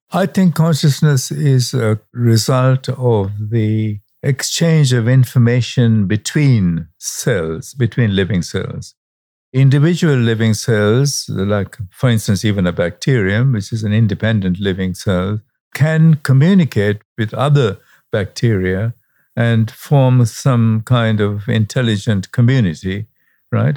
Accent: Colombo, Western Province, Sri Lanka; I was born in Sri Lanka and not far from Delhi, where you are, where the night sky at the time that I was growing up in the suburb of Colombo was really absolutely pristine

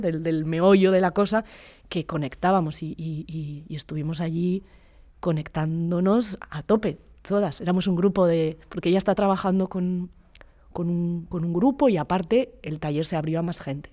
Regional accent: Basque Country, Spain; soy vasca

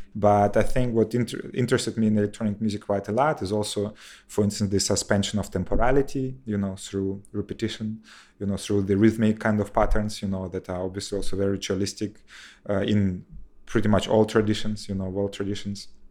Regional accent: Kherson, Kherson Oblast, Ukraine; moved away; in my hometown in Kherson, you know, that is close to Crimea

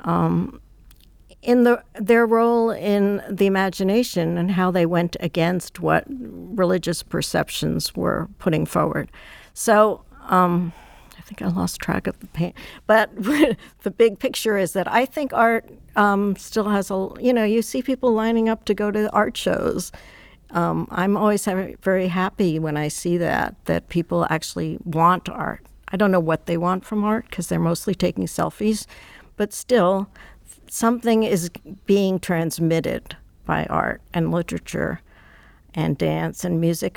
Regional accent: New York City, New York, United States; I grew up in Manhattan

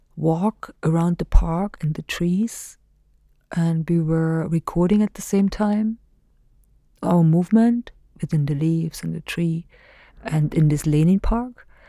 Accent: Germany; moved away as an adult; now in Hailuoto, Finland; where I come from, this specific weird little German country that existed for forty years

